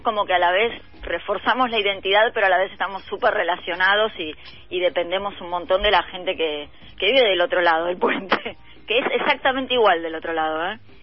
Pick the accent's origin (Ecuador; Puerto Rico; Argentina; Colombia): Argentina; Buenos Aires; muchos de los que vivimos en la zona sur y en mm. Pompeya es pertenencia. Viste, pasa esa cosa de, sí, soy de Pompeya